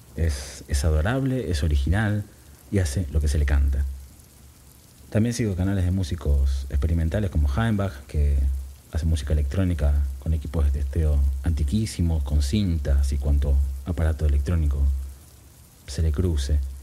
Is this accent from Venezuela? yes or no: no; Buenos Aires, Argentina; Yo vivía en el barrio de Devoto, cerca a una cuadra y pico de, de la General Paz